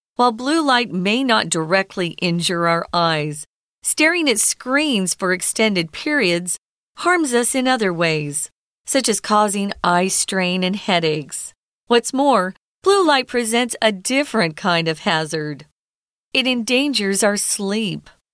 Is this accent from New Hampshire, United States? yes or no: no; Arizona, United States; moved away as an adult; now in Taiwan; I grew up in Arizona. We have strong sun